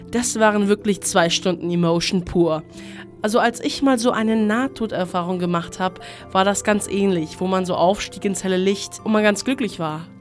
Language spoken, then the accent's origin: German; Greece; Ich komme endlich mal wieder in meine Heimat nach Griechenland.